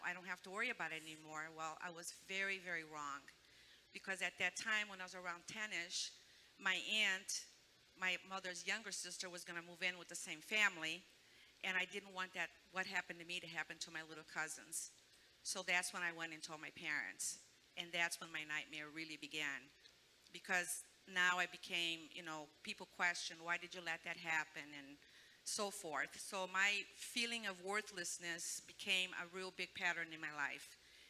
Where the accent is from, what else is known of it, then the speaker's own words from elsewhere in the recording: Brazil; moved away; But I was born in Brazil, and we lived a very poor life there.